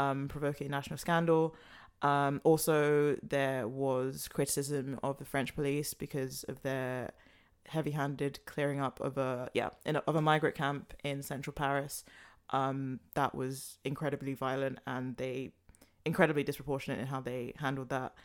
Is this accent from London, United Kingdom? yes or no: yes; London, United Kingdom; I was born in London, I was raised in London